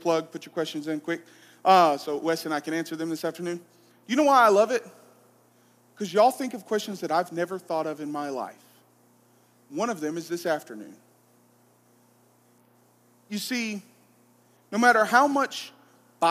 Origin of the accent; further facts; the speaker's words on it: Arab, Alabama, United States; I'm from Arab